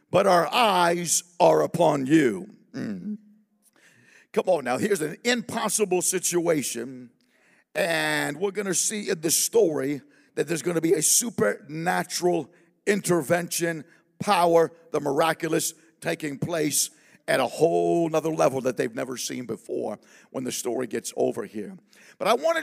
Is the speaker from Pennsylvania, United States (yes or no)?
no; Southern California, United States; I'm from Southern California